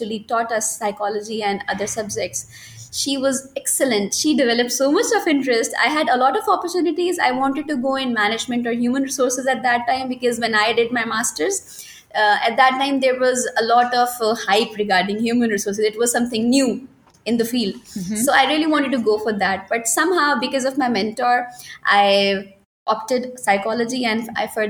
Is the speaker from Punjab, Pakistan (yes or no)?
yes; Lahore, Punjab, Pakistan; moved away as an adult; now in Karachi, Pakistan; I was born in Karachi and I was only 6 months old when my father got transferred to Lahore and we shifted there. And then I spent whole of my life in Lahore.